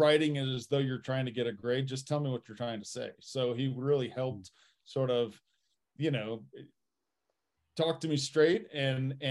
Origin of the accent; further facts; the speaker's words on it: Fort Wayne, Indiana, United States; moved away; I grew up in Fort Wayne, Indiana